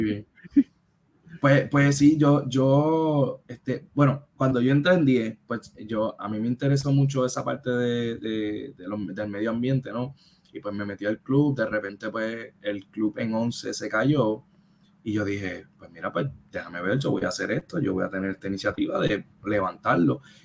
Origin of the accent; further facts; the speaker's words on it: Caguas, Puerto Rico; yo soy de Caguas